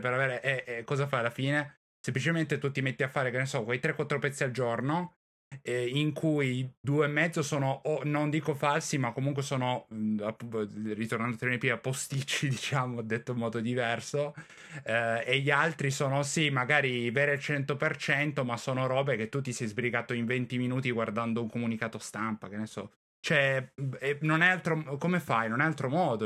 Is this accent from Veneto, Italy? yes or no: no; Turin, Piedmont, Italy; io sono di Torino